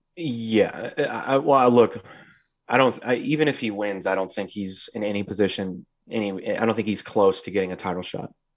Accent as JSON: {"language": "English", "country": "United States", "said": "our culture being American culture"}